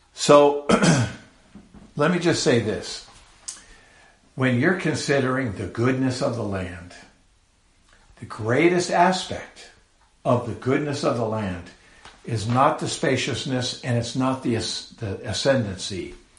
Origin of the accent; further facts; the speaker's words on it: San Carlos, California, United States; I was born in the San Francisco Bay Area of California many years ago, and uh, grew up in a little, well, not a little, a city called San Carlos